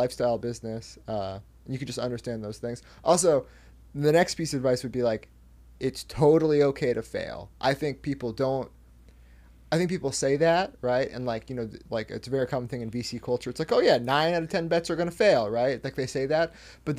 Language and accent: English; Northwest, United States; I often bring up, like, you know, I'm growing up in the Northwest in, like, throughout the 2000s